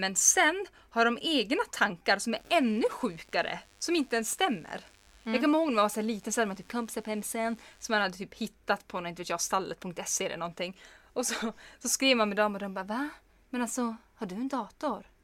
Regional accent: Kiruna, Norrbotten County, Sweden; man är från Kiruna

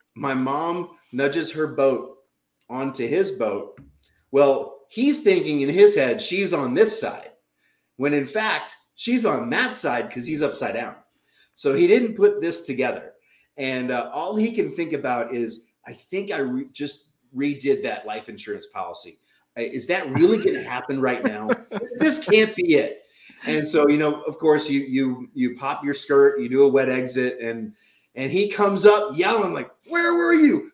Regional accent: New Orleans, Louisiana, United States; also born or lived in Utah; now in New England, United States; I grew up in New Orleans, Louisiana

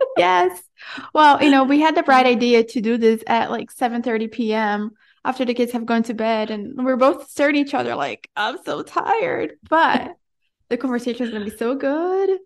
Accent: Brazil; also born or lived in Florida; now in Central America; I was born and raised in Brazil

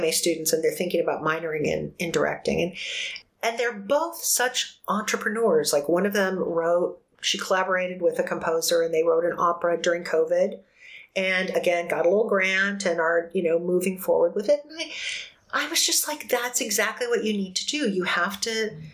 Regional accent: New Mexico, United States; now in Arizona, United States; being that little kid growing up in New Mexico

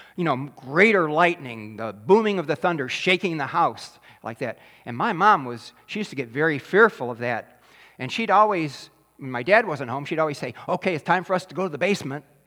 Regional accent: Taylor, Michigan, United States; I grew up in Taylor, Michigan

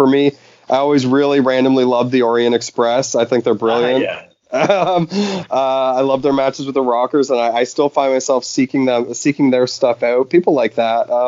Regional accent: Canada; The, the well, being Canadian, aka the greatest wrestling nation in the world, pound for pound.

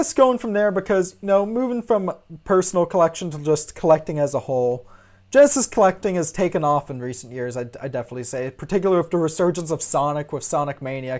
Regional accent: Gulf Coast, United States; now in near Seattle, United States; growing up on the Gulf Coast and living on the West Coast now

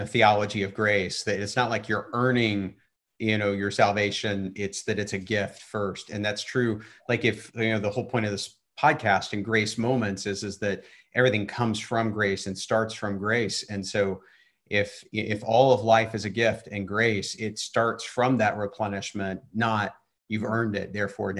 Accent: Texas, United States; Big hair. I'm from Texas, baby.

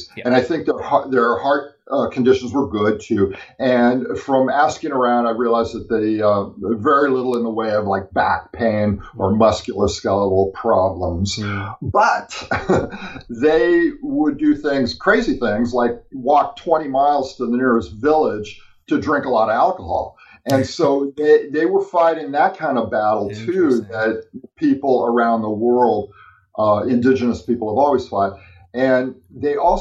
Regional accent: California, United States; I grew up in California

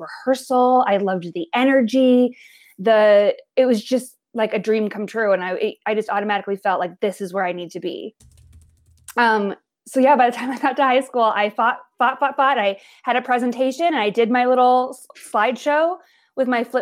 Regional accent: Billings, Montana, United States; now in New York, United States; I was born and raised in Billings, Montana, which is the largest city in Montana

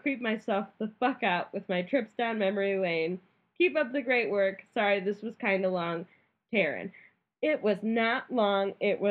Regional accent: Naperville, Illinois, United States; Side note, I grew up in Naperville. My family built the house we lived in, which at the time was at the beginning of our subdivision.

